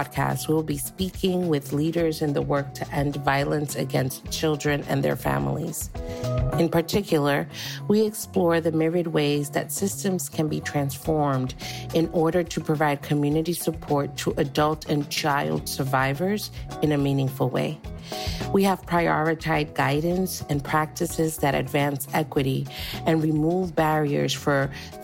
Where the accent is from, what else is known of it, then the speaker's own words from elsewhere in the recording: New York City, New York, United States; first language Spanish; English is a second language; when I was born in Harlem, but my family for a really long time lived in Washington Heights, which is uptown Manhattan